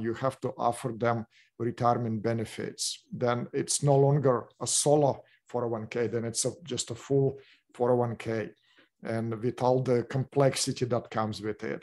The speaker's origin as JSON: {"language": "English", "country": "Russia", "second_language": "English", "moved": "as an adult", "lives_now": "Orange County, United States", "said": "my background, I came from Russia"}